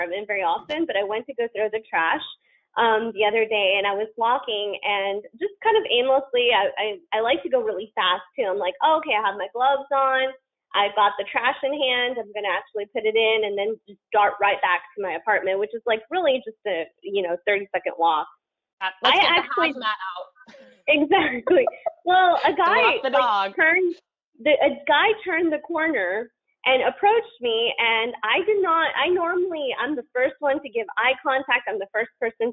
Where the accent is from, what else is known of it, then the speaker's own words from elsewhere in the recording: the South, United States; I'm from the South